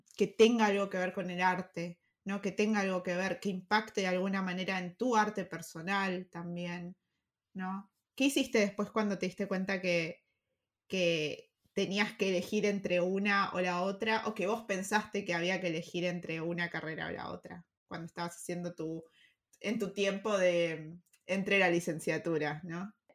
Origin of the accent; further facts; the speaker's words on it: Argentina; moved away; Argentina, de donde, de donde sos, de donde venís, y de donde vengo yo también